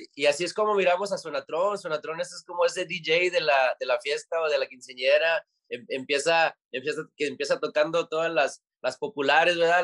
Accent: United States; siendo nacidos aquí en los Estados Unidos

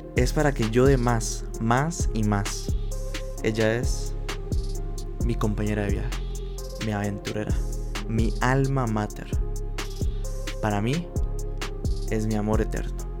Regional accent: Costa Rica; aquí en mi país, que es Costa Rica

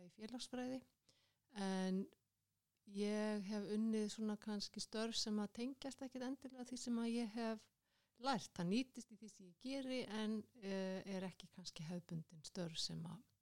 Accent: Kópavogur, Capital Region, Iceland; moved away as an adult; now in Reykjavík, Iceland; Ég ólst upp í Kóbói

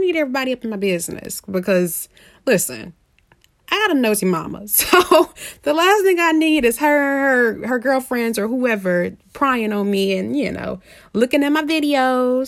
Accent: Indianapolis, Indiana, United States; I am from Indianapolis

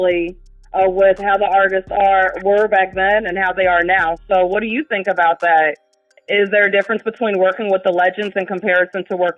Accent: New York, United States; now in Florida, United States; I'm originally from New York, and you know, sometimes it gets hard for me to get adjusted to the Florida weather sometimes.

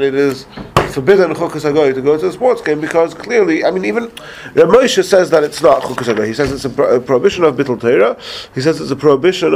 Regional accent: England, United Kingdom; moved away; I grew up in England

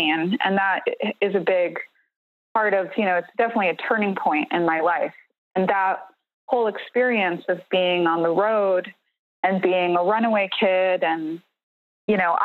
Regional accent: New York City, New York, United States; when I was a kid growing up in New York City, I grew up in the Bronx

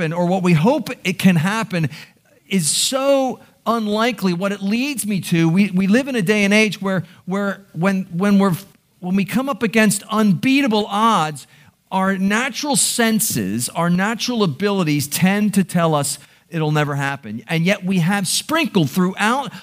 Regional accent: Baltimore, Maryland, United States; I'm a Baltimore boy. I born and raised in Baltimore

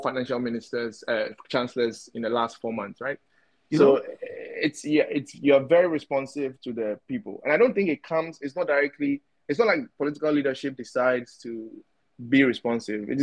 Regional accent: Ghana; As a Ghanaian

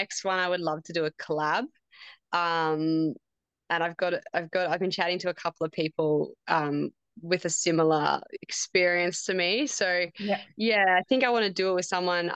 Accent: Warburton to Lilydale, Victoria, Australia; the run from Warburton to Lilydale, because that was my hometown run. That's the trail that I grew up running every Sunday

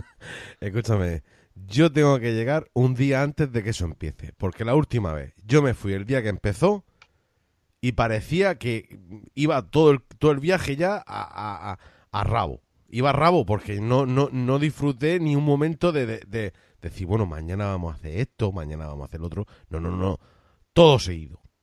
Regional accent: Cartagena, Region of Murcia, Spain; yo de alcantarilla no soy. Soy de otro pueblecito más cercano a Cartagena. Pero me considero cartagenero.

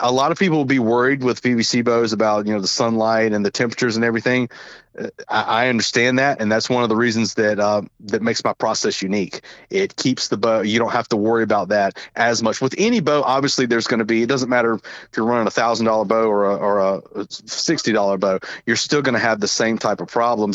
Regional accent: Southern, United States; accent: Southern; my Southern accent

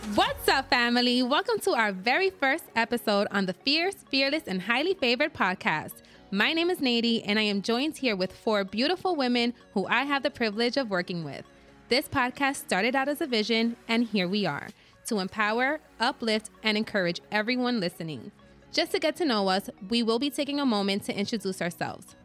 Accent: New York City, New York, United States; I'm Puerto Rican and Dominican, born and raised in the Bronx

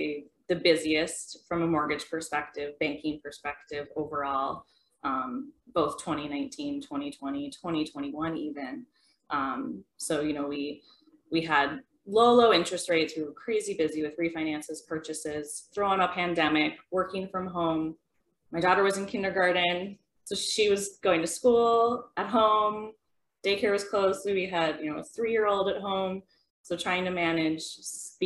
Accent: Detroit Lakes, Minnesota, United States; moved away as an adult; also born or lived in Fargo, North Dakota; now in Horace, United States; I am originally from Detroit Lakes, Minnesota, graduated high school, moved here to Fargo

